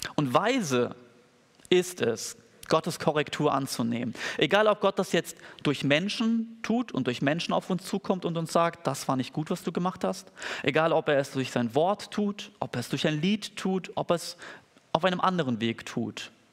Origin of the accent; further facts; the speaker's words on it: Germany; als Deutsche